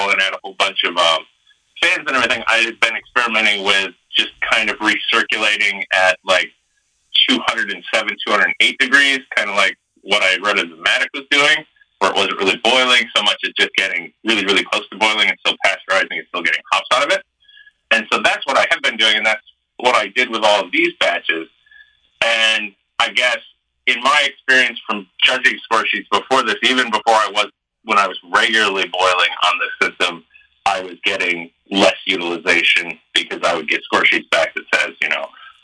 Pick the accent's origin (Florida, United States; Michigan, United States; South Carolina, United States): Michigan, United States; I'm from Michigan